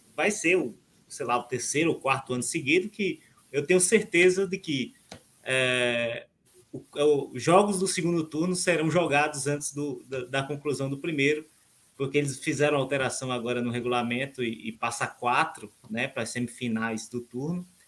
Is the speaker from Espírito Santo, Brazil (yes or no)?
no; Seridó Potiguar, Rio Grande do Norte, Brazil; É lá no Seridó Potiguar, que é a região onde eu nasci